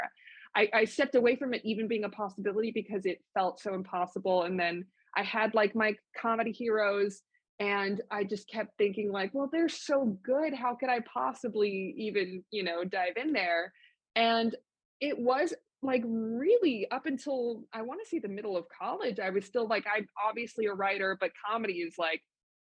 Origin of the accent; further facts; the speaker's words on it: Los Angeles, California, United States; I was born and raised in Los Angeles